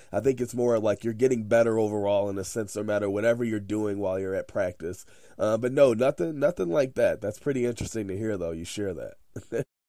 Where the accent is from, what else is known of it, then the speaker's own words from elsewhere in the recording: Chicago, Illinois, United States; I'm from Chicago, close to Chicago, Illinois. Uh, I lived there my whole life pretty much.